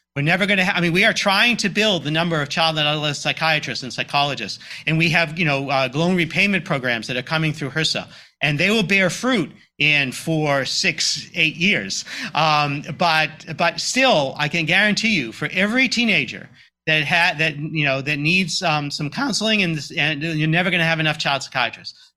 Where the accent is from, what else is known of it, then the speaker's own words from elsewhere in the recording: Boston, Massachusetts, United States; moved away; I grew up in the Greater Boston area